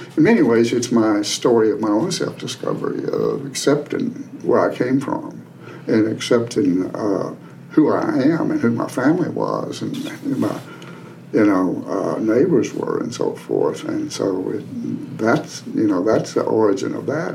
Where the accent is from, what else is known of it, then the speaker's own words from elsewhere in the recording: Appalachia, United States; moved away as an adult; I grew up in Appalachia. I grew up on a farm